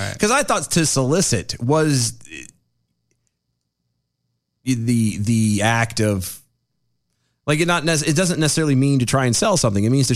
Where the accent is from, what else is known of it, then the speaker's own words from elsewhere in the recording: United States; I'm an American